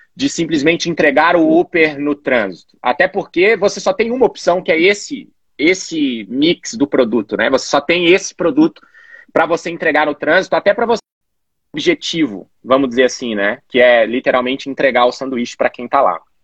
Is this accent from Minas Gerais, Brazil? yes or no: yes; Belo Horizonte, Minas Gerais, Brazil; moved away as an adult; also born or lived in Florianópolis; Eu sou natural de Belo Horizonte, estou em Belo Horizonte atualmente